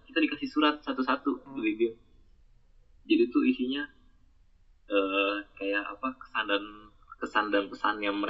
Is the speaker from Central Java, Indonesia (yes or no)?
no; Bekasi, West Java, Indonesia; dia baru tahu kalau misalnya gue orang Bekasi bukan orangnya orang Jawa anjir.